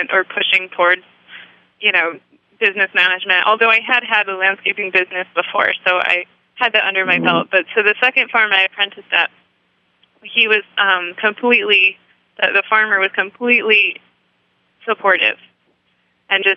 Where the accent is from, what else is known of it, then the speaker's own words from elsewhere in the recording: New York, United States; moved away as an adult; also born or lived in San Francisco / Sacramento; when I moved back to my home state of New York